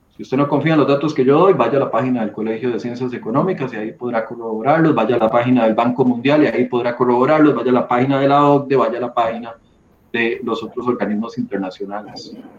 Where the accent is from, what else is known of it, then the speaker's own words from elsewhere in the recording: Costa Rica; como costarricenses